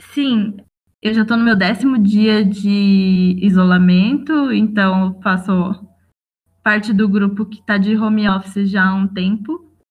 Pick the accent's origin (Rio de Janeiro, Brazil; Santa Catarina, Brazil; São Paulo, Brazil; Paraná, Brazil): São Paulo, Brazil; Jacareí; moved away; Jacareí, que é a cidade de onde eu vim